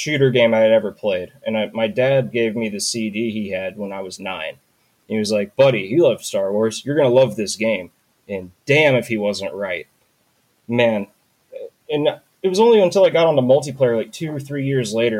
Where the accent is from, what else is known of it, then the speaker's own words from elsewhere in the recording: North Carolina, United States; I'm from North Carolina